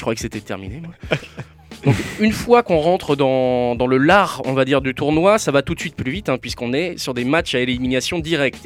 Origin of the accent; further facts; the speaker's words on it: Normandy, France; je suis normand